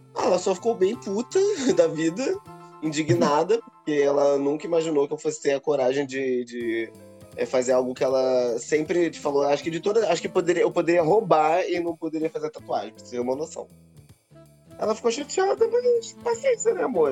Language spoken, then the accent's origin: Portuguese; São Gonçalo, Rio de Janeiro, Brazil; sou de São Gonçalo